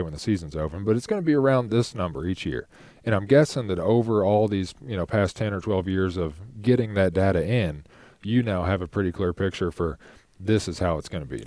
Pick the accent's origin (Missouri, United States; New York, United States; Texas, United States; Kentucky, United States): Kentucky, United States; Shelby County; also born or lived in Frankfort, Kentucky / Louisville, Kentucky; living in Louisville now, growing up in Shelby County, living in Frankfort